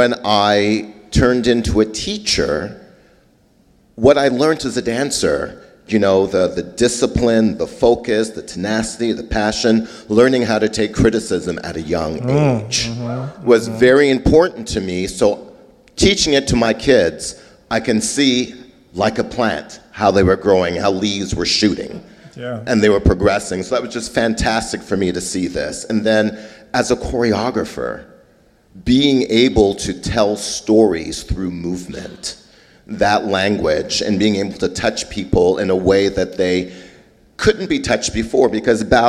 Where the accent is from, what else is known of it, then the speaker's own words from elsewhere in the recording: Montreal, Quebec, Canada; also born or lived in Trinidad; now in Memphis, United States; growing up in Montreal, I had a hard time basically assimilating, communicating